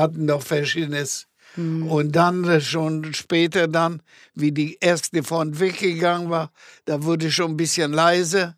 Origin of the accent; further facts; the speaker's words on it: Gliwice, Silesian Voivodeship, Poland; first language German; moved away as an adult; now in Germany; ich bin ja in die Schule gegangen, in, in die Mittelschule in Gleiwitz